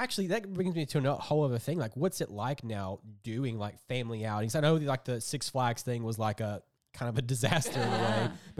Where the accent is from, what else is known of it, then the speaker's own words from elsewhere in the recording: London, Kentucky, United States; I'm from London.